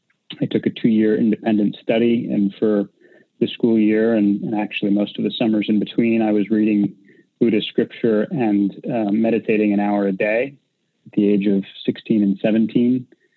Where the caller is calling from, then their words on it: San Francisco, California, United States; I'm at my home office in San Francisco.